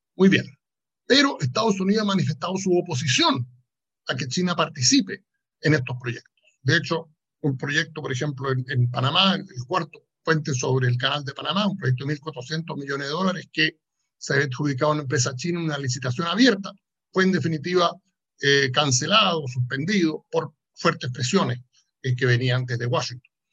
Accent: Chile; mi propio país, en, en Chile

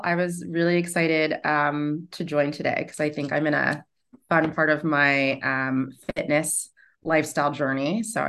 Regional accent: New York City, New York, United States; especially as like a New Yorker where, you know, like we live to work.

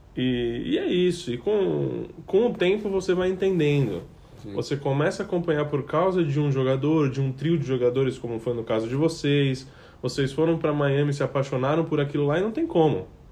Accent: São Paulo, Brazil; sou de São Paulo

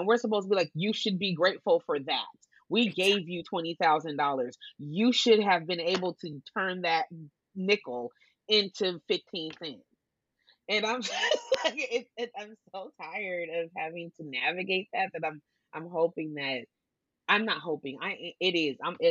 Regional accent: Portland, United States; I'm not from New York. I was born in Portland, but both of my parents are from New York

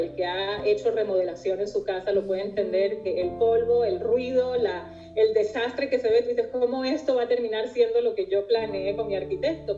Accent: Venezuela; moved away as an adult; also born or lived in New York; now in Israel; yo como venezolana, y tantos venezolanos que hemos tenido que dejar

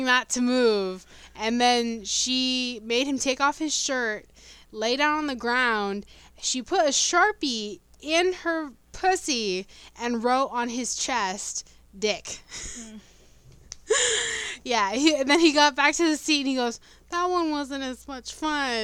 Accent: United States; We're American

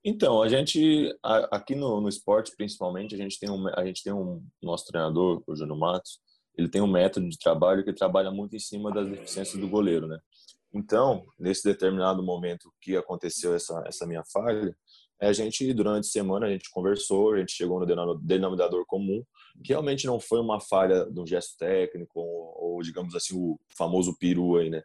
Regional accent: South Region, Brazil; moved away; eu sou do Sul

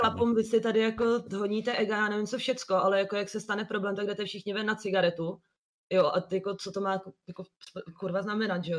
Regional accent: Liberec, Liberec Region, Czechia; also born or lived in Italy; now in Prague, Czechia; jsem původně z Liberce

